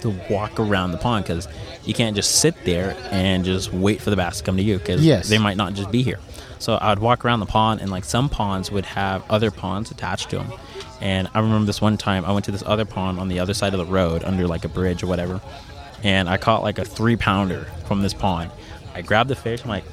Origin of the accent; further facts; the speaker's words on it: Arizona, United States; I grew up in Arizona